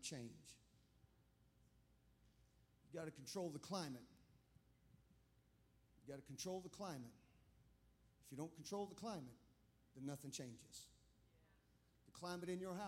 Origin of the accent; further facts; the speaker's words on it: Clemson, South Carolina, United States; I grew up in Clemson. I was born at the Clemson Hospital back when they delivered babies.